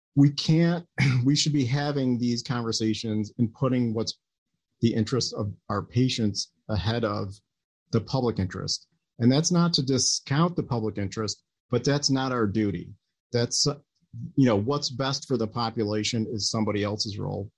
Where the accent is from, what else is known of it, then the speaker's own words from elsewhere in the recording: United States; as an American